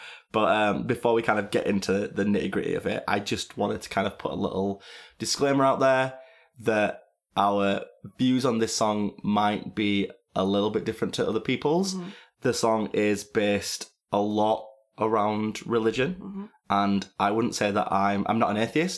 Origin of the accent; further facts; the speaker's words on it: Sheffield, Yorkshire and the Humber, United Kingdom; moved away; I played a show in Sheffield, which is my hometown. Well, not technically